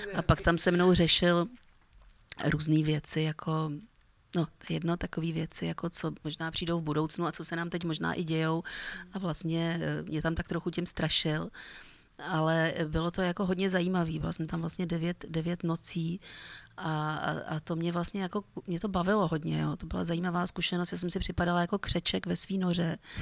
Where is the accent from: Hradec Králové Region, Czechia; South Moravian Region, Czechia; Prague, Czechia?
Prague, Czechia; vyrůstala jsem vlastně na Vinohradech